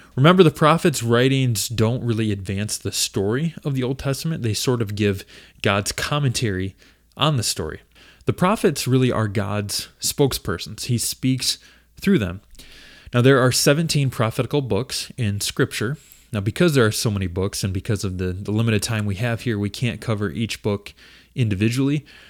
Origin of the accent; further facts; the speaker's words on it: Ida, Michigan, United States; also born or lived in north of Detroit, Michigan; I'm originally from the Ida area.